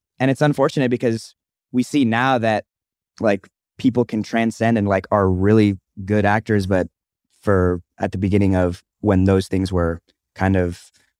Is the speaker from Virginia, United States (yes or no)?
no; Anchorage, Alaska, United States; I'm actually from Anchorage, Alaska, where they breed moose.